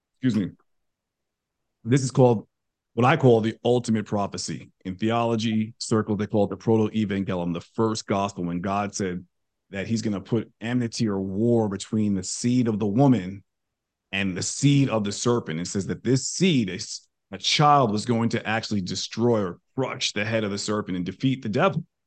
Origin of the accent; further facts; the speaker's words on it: New York, United States; moved away as an adult; now in Texas, United States; I grew up in New York. I'm a born and raised New Yorker. I, I, I live in Texas now